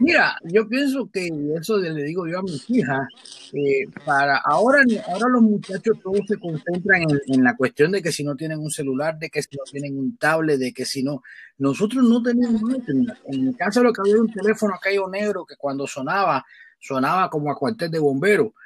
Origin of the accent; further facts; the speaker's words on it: Havana, Cuba; moved away as an adult; also born or lived in Europe; now in Chicago, United States; Yo soy originalmente de La Habana, de la capital. Ahí nací y me crié.